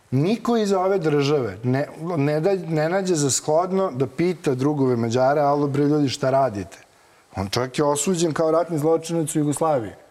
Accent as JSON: {"language": "Croatian", "town": "Zrenjanin", "region": "Vojvodina", "country": "Serbia", "said": "ja sam zrenjaninac"}